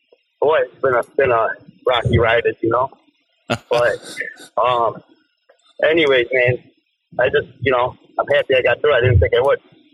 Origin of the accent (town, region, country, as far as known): Rochester, New York, United States